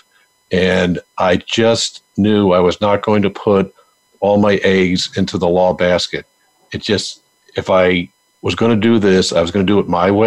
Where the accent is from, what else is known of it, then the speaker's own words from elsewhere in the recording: Buffalo, New York, United States; moved away; I'm from Buffalo, New York. Big Buffalo Bills fan